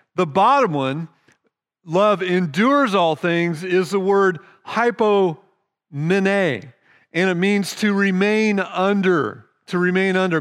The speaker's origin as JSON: {"language": "English", "country": "United States", "said": "We're American"}